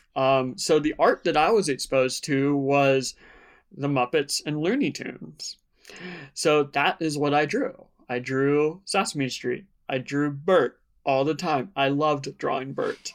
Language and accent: English; Outer Banks of North Carolina, United States; I grew up in the Outer Banks of North Carolina, a very small beach town near Virginia